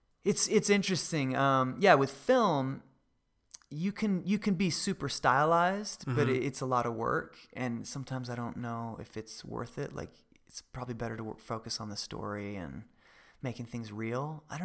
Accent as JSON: {"language": "English", "region": "Idaho", "country": "United States", "tie": "born or raised there", "said": "Growing up in Idaho."}